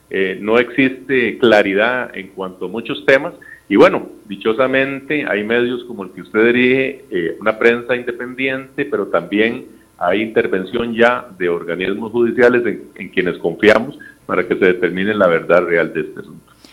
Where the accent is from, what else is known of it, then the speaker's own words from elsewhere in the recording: Costa Rica; como costarricense